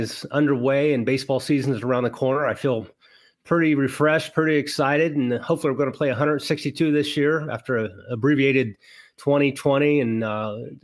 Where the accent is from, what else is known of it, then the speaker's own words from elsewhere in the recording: Wellston, Ohio, United States; where I grew up in Wellston, Ohio